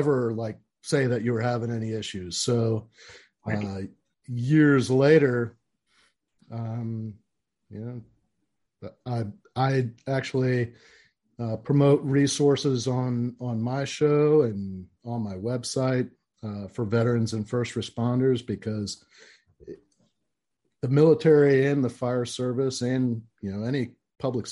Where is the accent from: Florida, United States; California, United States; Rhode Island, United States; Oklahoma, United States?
Florida, United States; Orlando; I was born and raised in Central Florida, you know, downtown Orlando